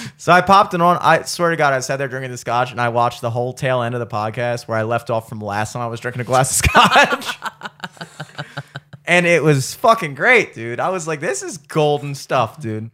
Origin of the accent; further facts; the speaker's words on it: United States; I, as an American